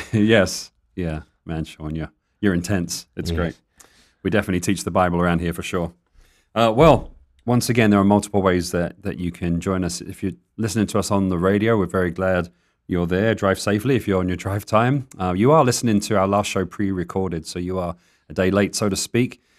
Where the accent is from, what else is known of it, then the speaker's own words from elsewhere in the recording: England, United Kingdom; accent: English; now in Tucson, United States; I sounded very English then.